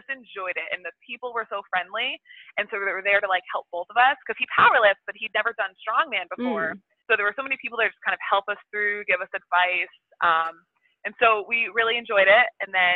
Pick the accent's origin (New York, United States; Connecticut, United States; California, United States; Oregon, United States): Connecticut, United States; I am from Connecticut